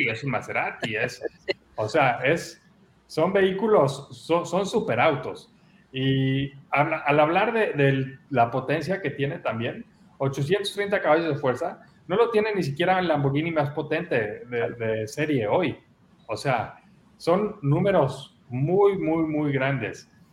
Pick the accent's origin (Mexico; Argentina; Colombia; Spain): Mexico; como buen mexicano